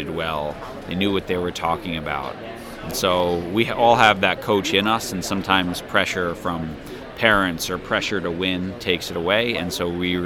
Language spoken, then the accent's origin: English; United States; growing up in America